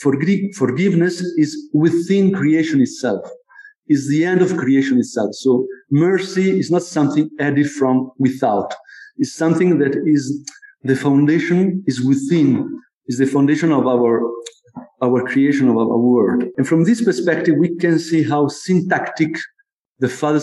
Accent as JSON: {"language": "English", "town": "Como", "region": "Lombardy", "country": "Italy", "tie": "born or raised there", "said": "This is the cathedral of my town where I was born in Como"}